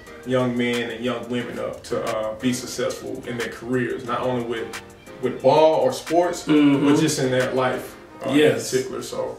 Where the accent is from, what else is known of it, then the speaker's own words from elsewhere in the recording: Shreveport, Louisiana, United States; moved away as an adult; now in Houston, United States; I'm from Shreveport, Louisiana. Raised and I grew up there and moved to H-Town because of my college roommate, man.